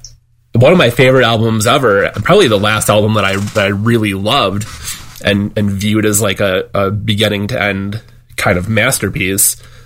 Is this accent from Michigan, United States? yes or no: yes; Detroit, Michigan, United States; I grew up outside of Detroit in the Detroit suburbs.